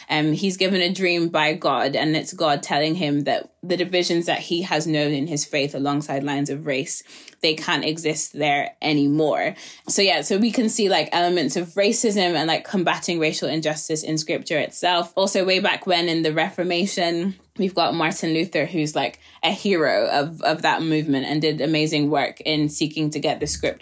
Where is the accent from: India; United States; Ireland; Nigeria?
Nigeria; I'm a Nigerian, like the legacy of colonialism is not far away from me